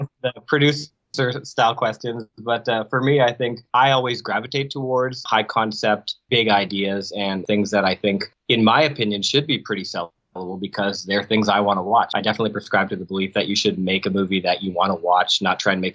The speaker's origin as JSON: {"language": "English", "region": "Saskatchewan", "country": "Canada", "also_born_or_lived": "Prince Albert / Regina", "said": "I'm from all over Saskatchewan, actually. I'm from Saskatoon and Prince Albert and Regina."}